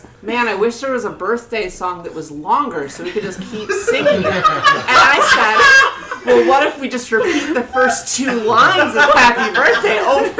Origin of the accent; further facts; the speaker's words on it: New Jersey, United States; I'm from New Jersey.